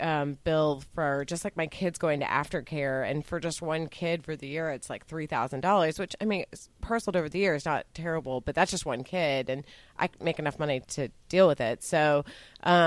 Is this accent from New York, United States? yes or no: no; Texas, United States; I did go to public school in Texas